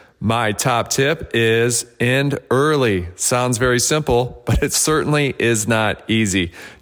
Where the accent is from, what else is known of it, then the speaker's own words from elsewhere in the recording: Detroit, Michigan, United States; now in Austin, United States; My hometown is Detroit, Michigan, but I currently live in Austin, Texas.